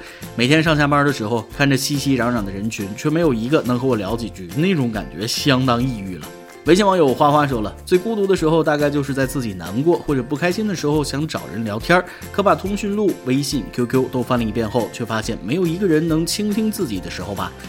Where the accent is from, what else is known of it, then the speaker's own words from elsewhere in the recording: Jiangnan, China; 当然，我家乡是江南，有非常广阔的湖。